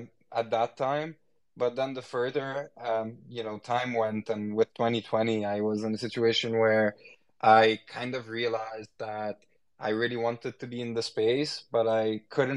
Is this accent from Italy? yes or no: no; Egypt; moved away as an adult; I was born in Egypt. And lived most of my life in Egypt before going abroad to study. And with the time I've lived in Egypt and grew up in Egypt